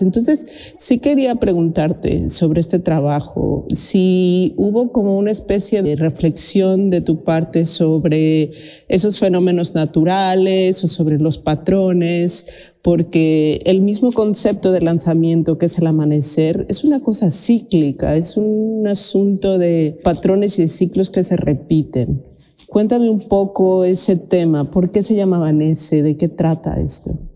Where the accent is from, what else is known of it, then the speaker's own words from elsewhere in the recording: Mexico; now in Sweden; soy de México, vivo en Suecia